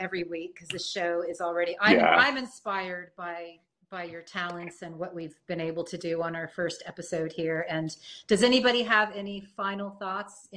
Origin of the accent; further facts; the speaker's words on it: San Francisco, California, United States; I was born in San Francisco in the 60s